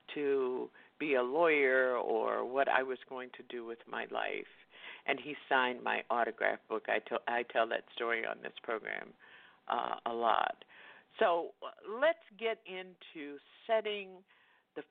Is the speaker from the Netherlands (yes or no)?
no; the South, United States; I grew up in the South